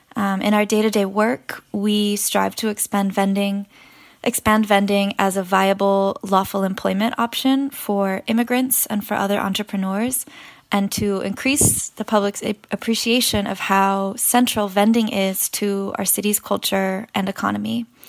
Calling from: New York City, New York, United States; I am calling in from Elmhurst, Queens

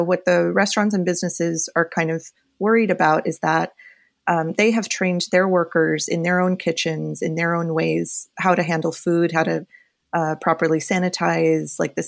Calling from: New York City, New York, United States; I am calling from my apartment in Windsor Terrace, Brooklyn, so just south of Prospect Park, which is a very busy zone.

